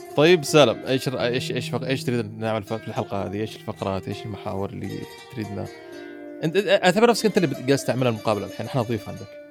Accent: Muscat, Oman; عندنا في مسقط

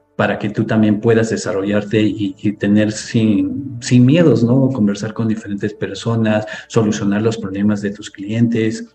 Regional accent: Cusco, Peru; yo vengo de la ciudad de Cusco, Perú, muy cerca a Machu Picchu

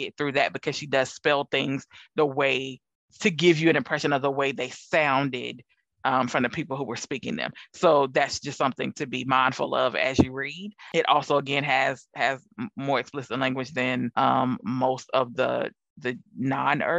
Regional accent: the South, United States; I'm from the South

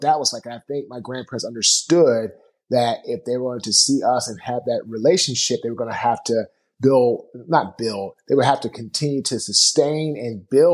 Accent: Washington, District of Columbia, United States; I was born in Washington, D.C.

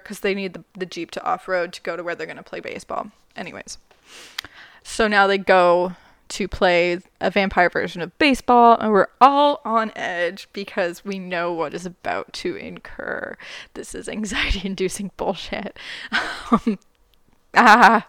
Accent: Canada; I'm Canadian

